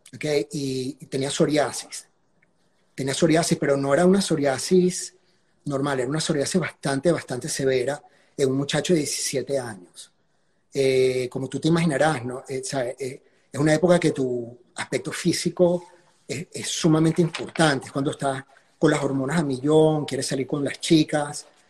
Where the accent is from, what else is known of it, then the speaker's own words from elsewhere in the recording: Caracas, Capital District, Venezuela; yo crecí en la Florida